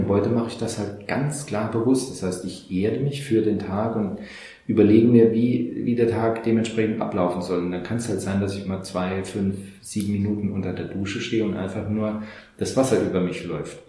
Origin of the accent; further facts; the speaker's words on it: Saarland, Germany; hier bei uns im Saarland ähm, gibt es sehr viel ähm, Hütten- und äh, Bergbauindustrie und ich hatte damals, also das war 1984, die Ausbildung